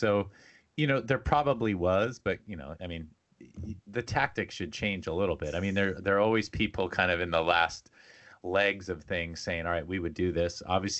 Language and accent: English; California, United States; I grew up in Southern California.